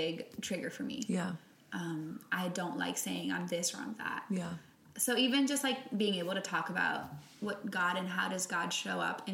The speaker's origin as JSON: {"language": "English", "country": "Puerto Rico", "first_language": "Spanish", "second_language": "English", "moved": "yes", "said": "I'm from Puerto Rico"}